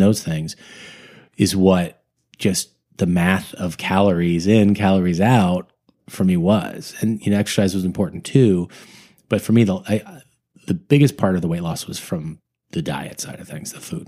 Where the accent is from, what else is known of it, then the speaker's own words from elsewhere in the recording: Sunnyvale, California, United States; now in Los Angeles, United States; I am from the Northern California, the Bay Area up there, from, uh, Sunnyvale, which is a suburb of San Jose